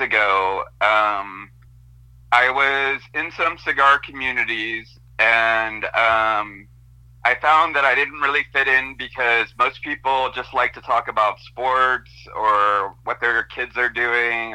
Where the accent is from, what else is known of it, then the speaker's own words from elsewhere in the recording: Monterey, California, United States; also born or lived in Stockton, California; I ended up living with my dad and his new wife, who had a daughter, and I also had a brother who's 4 years older than me. And we were living in Monterey.